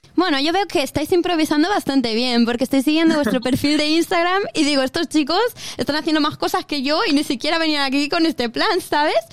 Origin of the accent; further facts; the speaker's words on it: Inca, Balearic Islands, Spain; accent: Spanish; moved away as an adult; now in Perth, Australia; Yo soy del centro de la isla, de Inca, centro entre comillas también, del corazón de Mallorca